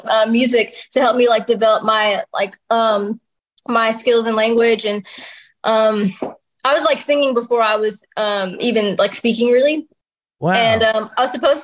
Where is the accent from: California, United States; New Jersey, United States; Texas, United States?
California, United States; Southern; moved away as an adult; also born or lived in Anchorage, Alaska / Fairbanks, Alaska / Long Beach / Walnut; now in Nashville, United States; I grew up in Southern California